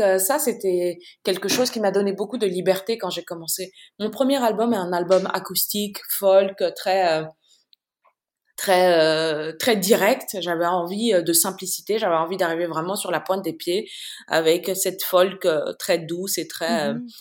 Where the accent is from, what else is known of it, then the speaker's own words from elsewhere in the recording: Bamako, Mali; moved away as an adult; also born or lived in Accra, Ghana / France / Mauritius / United States; Je suis née et j'ai grandi à Bamako et entre Bamako et Accra au Ghana.